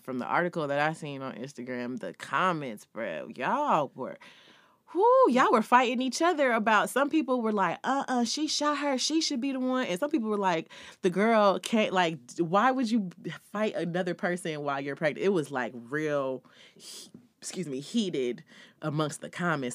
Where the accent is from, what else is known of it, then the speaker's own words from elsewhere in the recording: California, United States; California, my home state